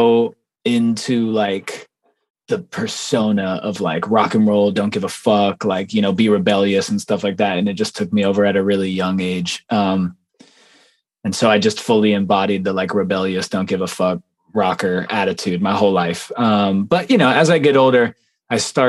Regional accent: Las Vegas, Nevada, United States; I'm from Las Vegas, Nevada, born and raised

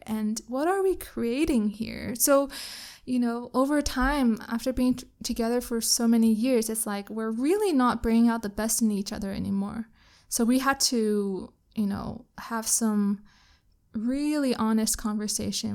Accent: Canada; now in Kuala Lumpur, Malaysia; I'm Canadian

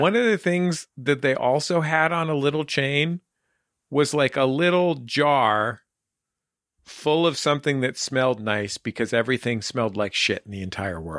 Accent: San Francisco, California, United States; growing up in San Francisco

